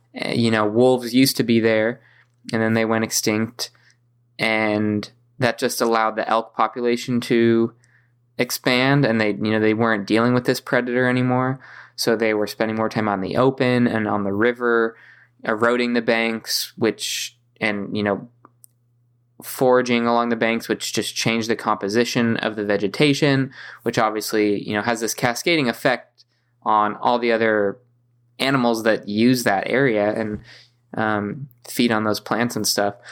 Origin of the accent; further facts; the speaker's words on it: San Diego, California, United States; growing up in San Diego